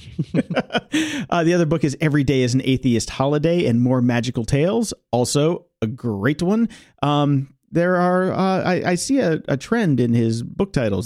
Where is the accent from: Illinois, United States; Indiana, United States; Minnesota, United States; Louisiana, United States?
Illinois, United States; Chicago; moved away; I was from Chicago, and we had Da Bears